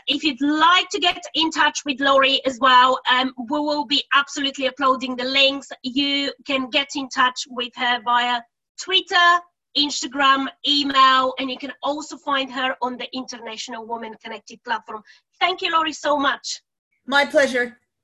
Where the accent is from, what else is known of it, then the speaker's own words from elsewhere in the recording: Bulgaria; now in United Kingdom; I'm originally from Bulgaria and I've lived now um, in the UK for over 15 years.